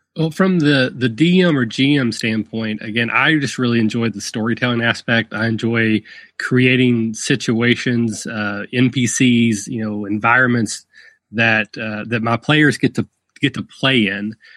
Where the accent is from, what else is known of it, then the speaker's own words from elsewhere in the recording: rural Kentucky, United States; accent: Southern; I'm from, I'm from very rural Kentucky. If the accent hasn't given it away, I am from